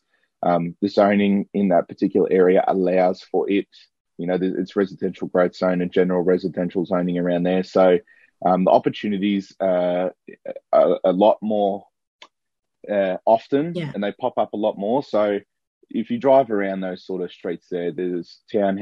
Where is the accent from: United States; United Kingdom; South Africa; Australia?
Australia; South Morang, Victoria; grew up in South Murray, not too far away